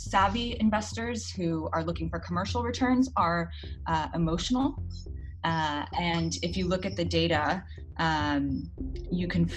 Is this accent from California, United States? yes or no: yes; Los Angeles, California, United States; moved away as an adult; also born or lived in East Africa / West Africa / New York; now in London, United Kingdom; I am born and raised in Los Angeles, California, but I live in London now